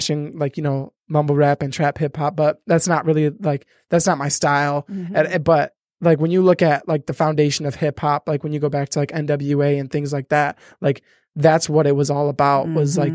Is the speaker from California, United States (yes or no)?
no; Michigan, United States; I'm from Michigan